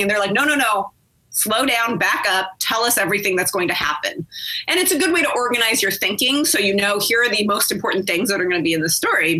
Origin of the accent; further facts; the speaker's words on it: Riverside, California, United States; San Bernardino, California, which is right next door to where I grew up in Riverside